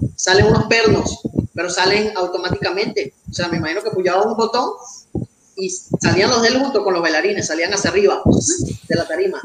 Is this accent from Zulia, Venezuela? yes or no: no; Valencia, Carabobo, Venezuela; moved away as an adult; now in Mexico; yo soy de Venezuela, eh, Valencia, Estado Carabobo. Este, ya tengo tres años aquí en México